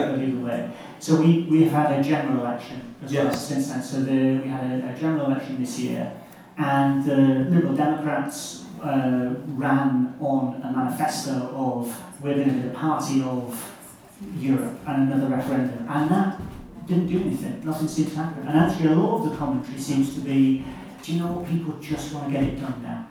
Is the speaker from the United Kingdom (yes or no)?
yes; United Kingdom; As British people